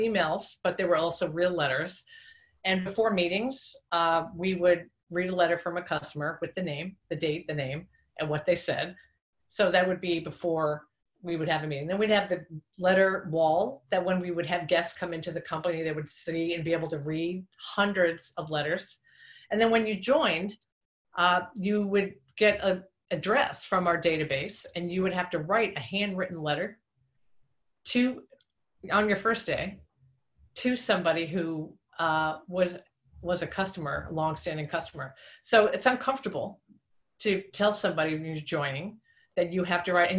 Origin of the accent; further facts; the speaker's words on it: Long Island, New York, United States; I'm from Long Island, New York.